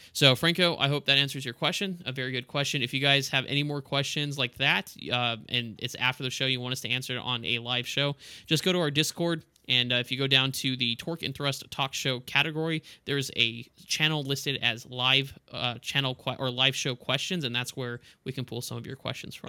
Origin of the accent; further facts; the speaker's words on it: El Paso, Texas, United States; moved away; also born or lived in Florida; I grew up in El Paso